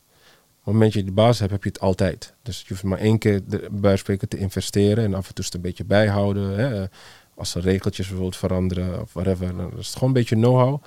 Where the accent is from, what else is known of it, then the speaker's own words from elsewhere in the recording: Netherlands; we als Nederlanders